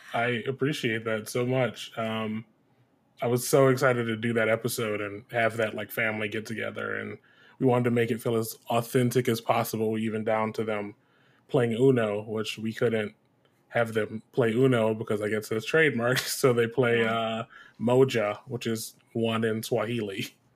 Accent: Detroit, Michigan, United States; I'm originally from Detroit, Michigan. That's where I was born and raised

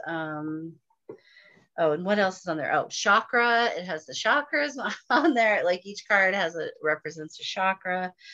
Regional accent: Northern California, United States; I grew up in Northern California

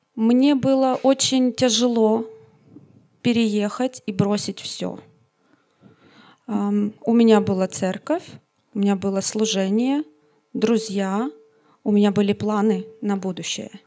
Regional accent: Sievierodonetsk, Luhansk Oblast, Ukraine; moved away as an adult; now in Ostrava, Czech Republic; Я из Украины, из Северодонецка

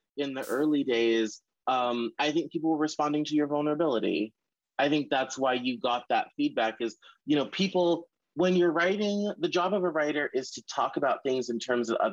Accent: the South, United States; I'm from the South

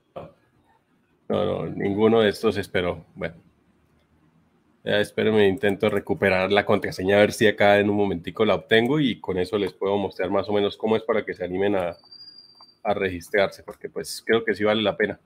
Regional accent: Bucaramanga, Santander, Colombia; Yo soy de Bucaramanga. en algunos momentos se me nota bastante el acento

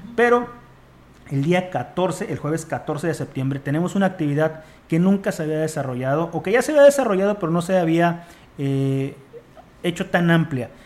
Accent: Mexico; como mexicanos

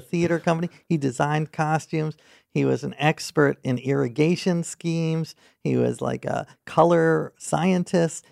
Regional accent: New York City, New York, United States; I grew up in New York City

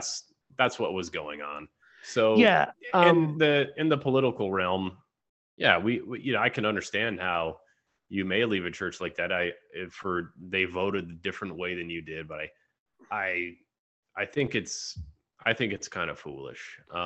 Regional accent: United States; I was born in the United States. I was born in the USA. I've never been to Norway. I don't speak the language.

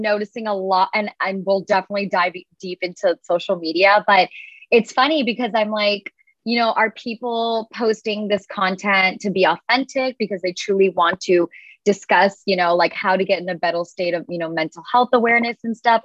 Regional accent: United States; I'm like firstborn generation here in the United States

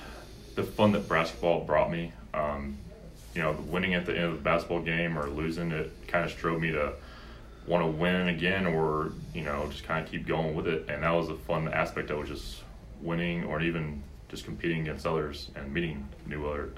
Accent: Colorado Springs, Colorado, United States; also born or lived in Memphis, United States; Yeah, so I was born in Memphis, Tennessee. Moved to Colorado Springs when I was about 4 or 5 years old.

